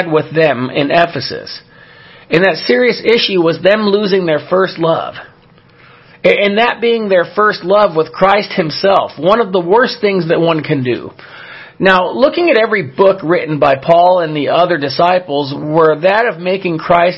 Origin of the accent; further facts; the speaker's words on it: Southern California, United States; I grew up in Southern California